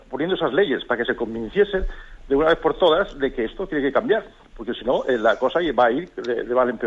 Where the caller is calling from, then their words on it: Almería, Andalusia, Spain; Hola, buenos días. … de Almería.